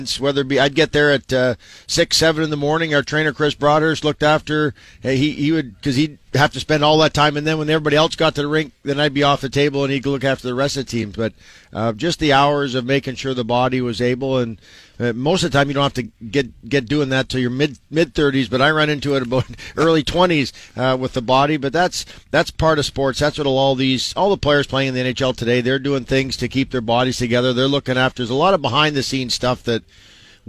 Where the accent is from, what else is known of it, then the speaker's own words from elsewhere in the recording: Saskatchewan, Canada; moved away as an adult; now in Toronto, Canada; I grew up in Saskatchewan, but I played and lived here longer than anywhere else.